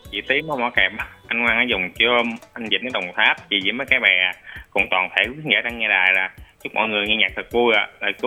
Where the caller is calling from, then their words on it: Vung Liem, Vinh Long, Vietnam; Dạ thưa chị, em uh, kết nối từ huyện Dũng Liêm, tỉnh Vĩnh Long thưa chị.